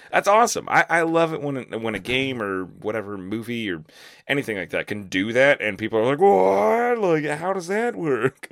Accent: Florida, United States; now in Lakeland, Florida, United States; moving to a new town in my, my home state

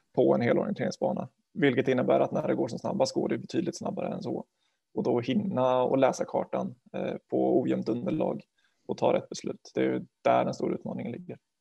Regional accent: Garphyttan, Örebro County, Sweden; moved away as an adult; now in Linköping, Sweden; jag är från, från Garphyttan från början, utanför Örebro. Eh, jag har vuxit upp där

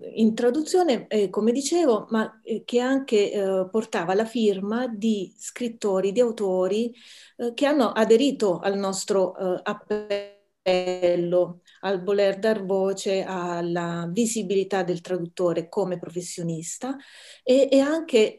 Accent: Taranto, Apulia, Italy; sono nella mia città natale a Taranto

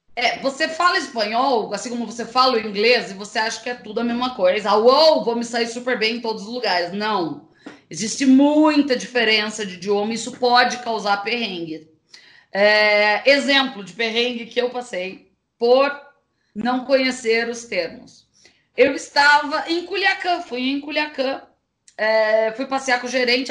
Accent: Brazil; para mim, que sou brasileira

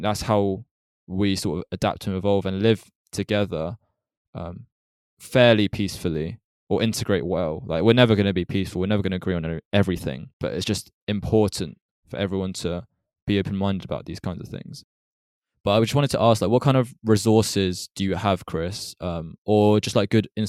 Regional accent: United Kingdom; we've grown up in the UK. I don't feel close enough to my home country to really integrate there. Like, I feel British

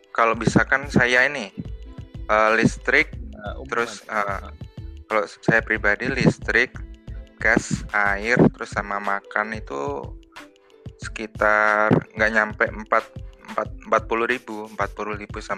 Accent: Tulungagung, East Java, Indonesia; now in Tokyo, Japan; aslinya dari Ngunut, Tulungagung, dari Desa Balisono.

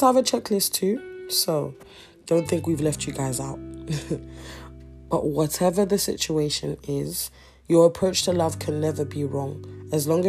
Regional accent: Nigeria; I'm Nigerian, and where I come from, love is easily felt and said

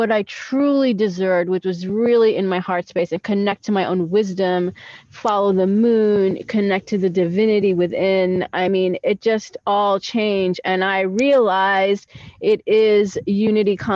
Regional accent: New York, United States; moved away as an adult; now in Israel; I'm actually a New Yorker that lived in New York, born in New York all my life. I immigrated to Israel about 7 years ago

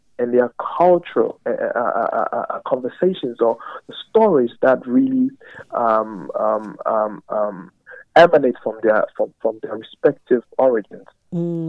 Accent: Ghana; also born or lived in Cape Coast, Ghana; I am originally from Ghana

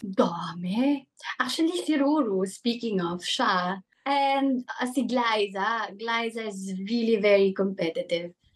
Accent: Calabarzon, Philippines; now in Manila, Philippines; I grew up in Cavite, pero I was born na rin talaga in Manila.

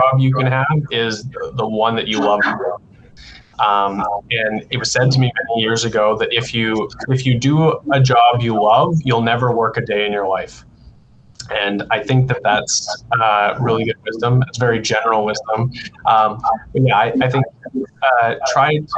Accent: McLaughlin, Alberta, Canada; So I grew up in McLaughlin, which I don't know if some of you definitely know. It's just southwest of Lloydminster.

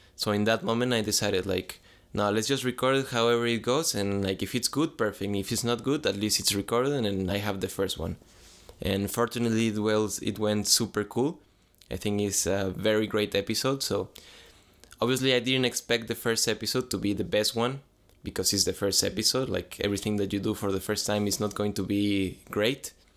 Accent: San Luis, Mexico; I'm from Mexico, if you ask me question from Mexico, I'm from a, a city that is called San Luis

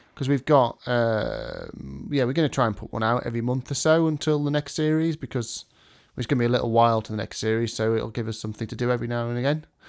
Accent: England, United Kingdom; as U K people, English people, as English people

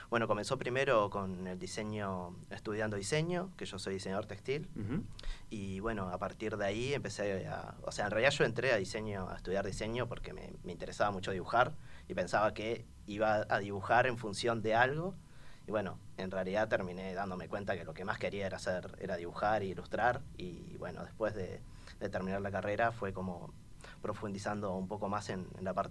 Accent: Montevideo, Uruguay; Soy montevideano, sí. Soy. haber nacido en, cerca del estadio María Michelle de Lazaroff de Danubio, en Jardín del Hipódromo, pero ahora soy acá vecino de la radio, vivo en la Ciudad Vieja, en la aduana.

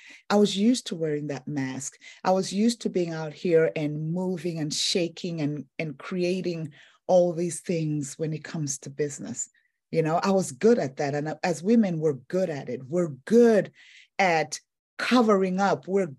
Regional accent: Tanzania; also born or lived in Zambia; I'm originally from Africa, eastern and southern part of Africa, Tanzania and Zambia.

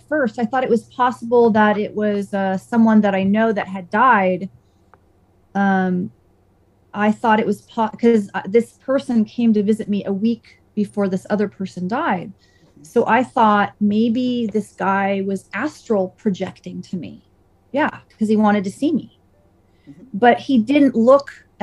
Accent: Saratoga, United States; where I grew up in Saratoga

